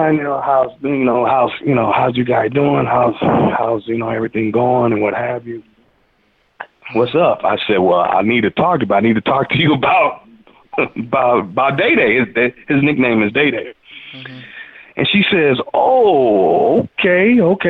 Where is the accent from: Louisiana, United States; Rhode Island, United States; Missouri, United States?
Missouri, United States; St. Louis; I'm from the Show Me State